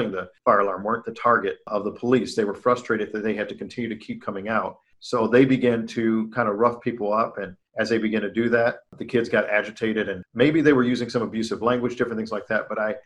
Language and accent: English; Chicago, Illinois, United States; My origins, I hail from Chicago, Illinois, and I grew up on the South Side